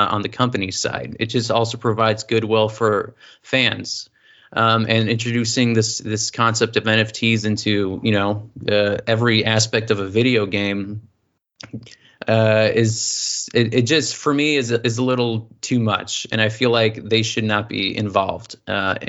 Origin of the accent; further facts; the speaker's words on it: United States; as an American